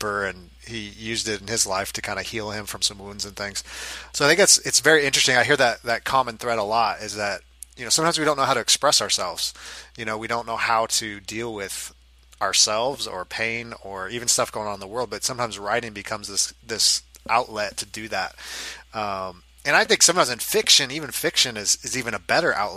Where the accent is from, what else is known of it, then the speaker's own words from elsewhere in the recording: Los Angeles, California, United States; now in Kansas City, United States; I'm originally from Los Angeles